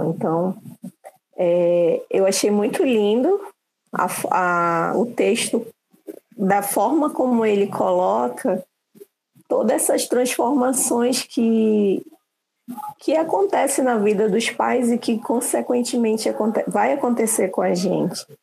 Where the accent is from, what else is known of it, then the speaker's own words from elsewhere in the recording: Manaus, Amazonas, Brazil; eu sou de Manaus